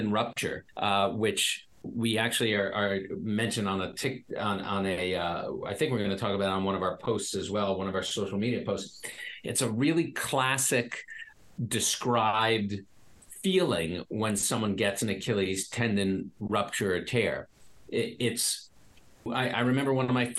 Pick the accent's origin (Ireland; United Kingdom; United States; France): United States; New York; I'm a New Yorker.